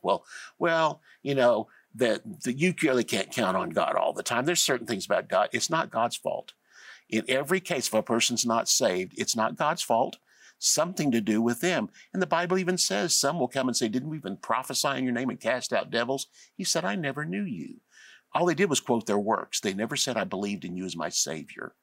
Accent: Tulsa, Oklahoma, United States; I was born and raised in Tulsa.

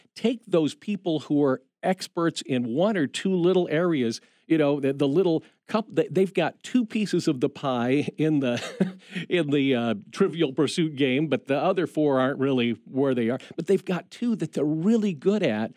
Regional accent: Indiana, United States; we grew up in Indiana

